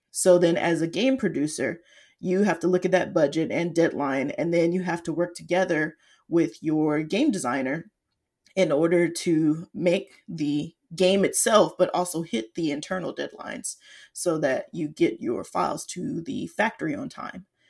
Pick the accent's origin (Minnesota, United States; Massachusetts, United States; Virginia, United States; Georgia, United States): Georgia, United States; Atlanta; now in Seattle, United States; was born and raised in Atlanta, though currently I'm based in Seattle